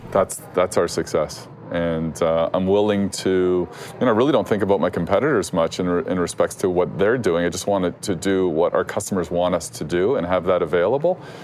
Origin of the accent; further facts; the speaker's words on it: Canada; as a Canadian